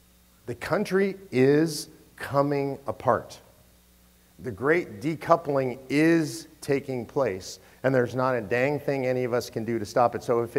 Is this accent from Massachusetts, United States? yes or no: no; Texas, United States; Look, I'm from Texas. Texans love to talk about secession.